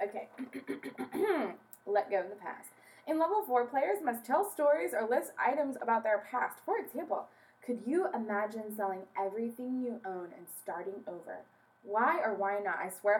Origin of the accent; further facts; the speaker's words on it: Anaheim, California, United States; I was born in Anaheim.